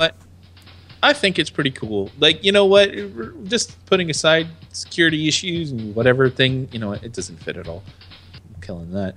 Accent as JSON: {"language": "English", "country": "United States", "said": "I am the American"}